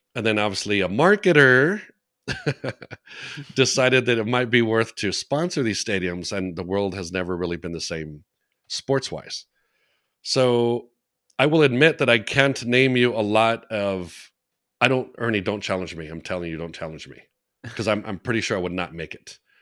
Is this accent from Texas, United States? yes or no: yes; Texas, United States; I'm a Texan